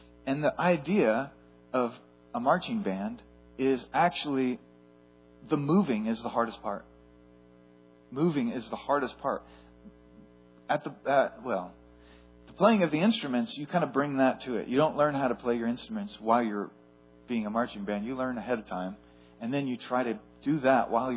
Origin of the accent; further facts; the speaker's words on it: Etna, California, United States; growing up in Etna, California